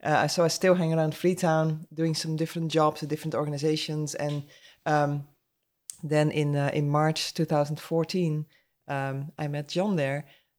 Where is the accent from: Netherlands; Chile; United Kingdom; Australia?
Netherlands; English is a second language; now in Atmore, United States; so we are in Atmore, Alabama. I'm originally from the Netherlands, and we got married about almost 8 years ago now.